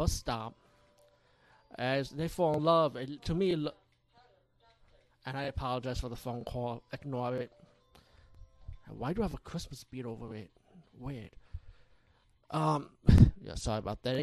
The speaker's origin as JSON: {"language": "English", "country": "India", "said": "being Indian myself"}